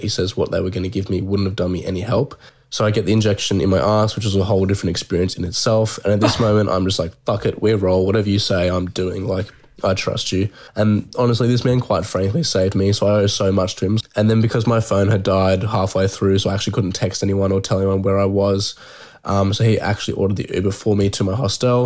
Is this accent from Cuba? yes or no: no; Australia; I'm Australian